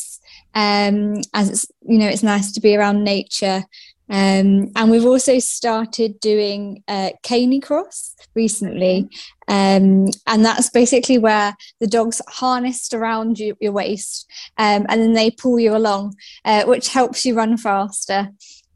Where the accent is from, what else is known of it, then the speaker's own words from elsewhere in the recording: Essex, East of England, United Kingdom; moved away as an adult; also born or lived in Nottinghamshire; I'm from Essex, and that's where I grew up until I was 18 and went to uni.